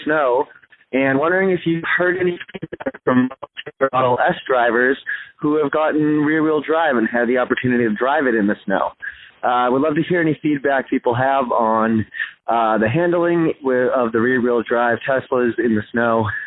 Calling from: Boston, Massachusetts, United States; I'm from Boston

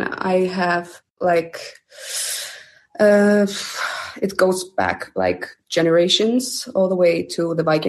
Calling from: Iceland

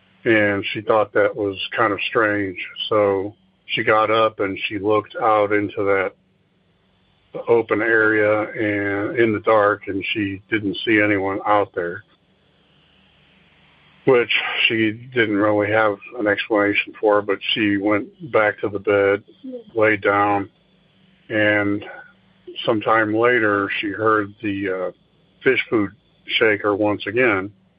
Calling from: Oklahoma City, Oklahoma, United States; from Oklahoma City again.

